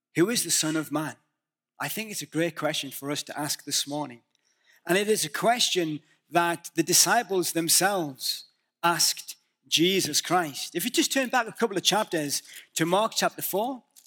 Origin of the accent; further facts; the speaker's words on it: the north of England, United Kingdom; moved away; Can you understand my accent? I'm from the north of England, and we are notoriously, um, difficult to understand